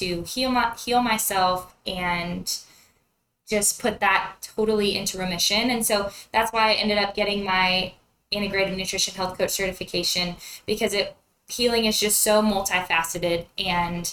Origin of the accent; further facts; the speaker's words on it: Central California, United States; moved away as an adult; now in Lubbock, United States; I'm originally from Central California, where I grew up on my family's beef cattle ranch